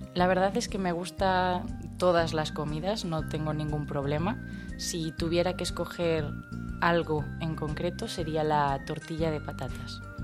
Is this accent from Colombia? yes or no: no; Ourense, Galicia, Spain; moved away as an adult; now in France; Vengo de Ourense, es una ciudad en la comunidad autónoma de Galicia que se encuentra en España.